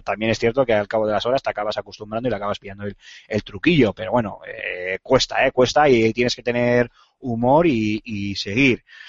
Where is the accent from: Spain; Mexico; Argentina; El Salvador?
Spain; Aquí somos muy extremistas en ese sentido